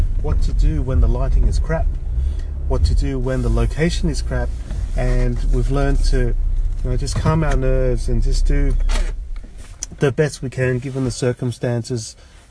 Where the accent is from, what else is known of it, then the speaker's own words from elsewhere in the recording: Sydney, New South Wales, Australia; also born or lived in Hong Kong; I'm an immigrant from Hong Kong. My parents and I came to Australia in the late 1970s, and I did most of my primary and all of my secondary schooling in a place called Chatswood, which is a suburb in Sydney.